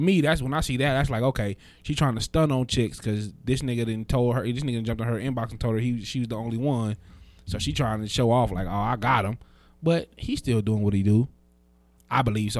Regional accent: Las Vegas, Nevada, United States; I'm from Vegas, right? Born and raised.

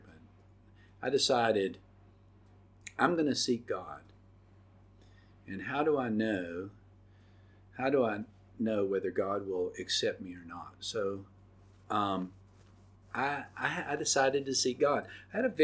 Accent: Oxford, Mississippi, United States; I grew up in Oxford, Mississippi

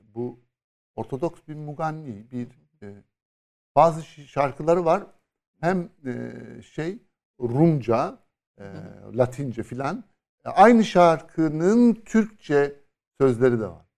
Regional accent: Istanbul, Turkey; Bir İstanbullu olarak

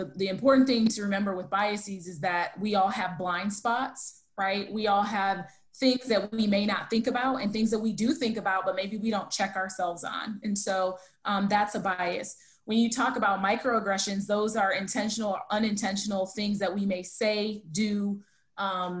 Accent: United States; I'm American.

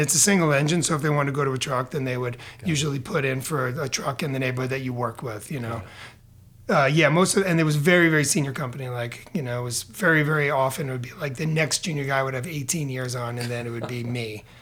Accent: New York, United States; moved away as an adult; also born or lived in Bronx / Queens / Long Island / Boston area; now in Portland, United States; from New York. My whole family's from the Bronx. I uh, we everybody started to kind of leave. Uh, leave the Bronx in the 70s and 80s and kind of scatter about the Boston area, Queens, Long Island. That's kind of where I ended up growing up.

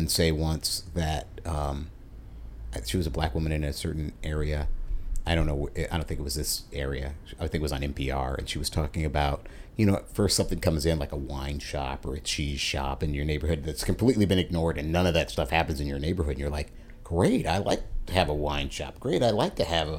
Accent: Missouri, United States; moved away; the town I was born in Missouri

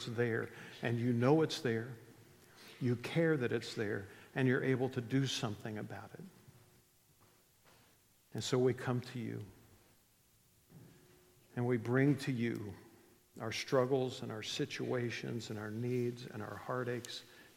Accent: West Virginia, United States; I grew up in West Virginia.

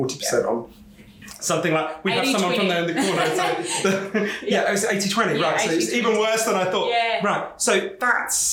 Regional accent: United Kingdom; I'm British

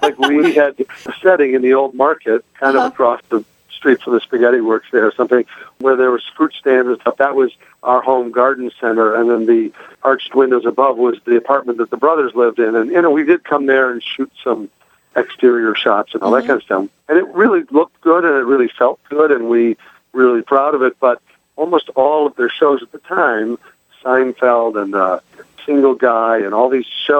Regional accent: Midwest, United States; He was Jewish, and I was Catholic, and I was from the Midwest, and he was from New York.

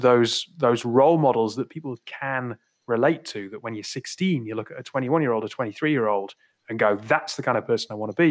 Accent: Northumberland, North East England, United Kingdom; I'm I'm from from Northumberland

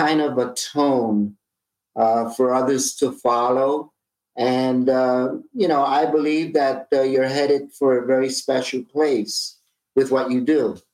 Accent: New York City, New York, United States; when I was a teenager growing up in East Harlem in Manhattan

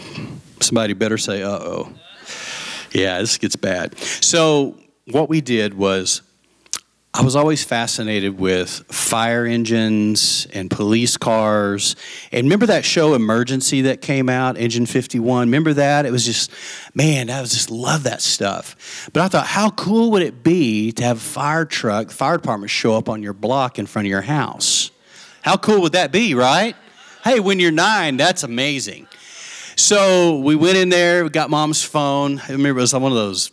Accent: Lubbock, Texas, United States; also born or lived in Post, Texas; when we moved from Lubbock to Post

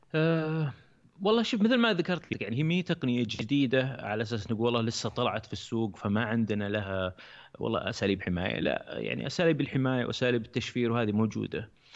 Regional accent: Saudi Arabia; عندنا في السعوديه

